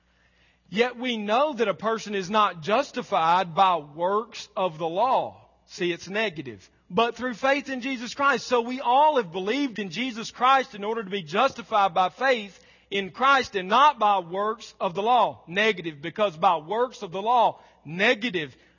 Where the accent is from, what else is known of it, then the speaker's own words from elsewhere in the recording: the South, United States; We were raised in Southern, polite, middle class, church-going culture